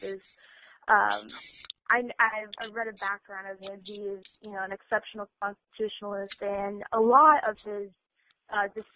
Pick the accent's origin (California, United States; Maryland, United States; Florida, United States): Florida, United States; Miami; I'm from Miami, and I live around a lot of Cubans